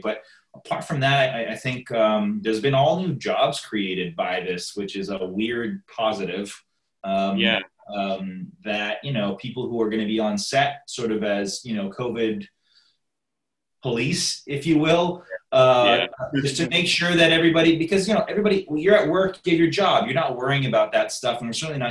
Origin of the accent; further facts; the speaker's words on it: Toronto, Ontario, Canada; now in United States; I'm from Canada and Toronto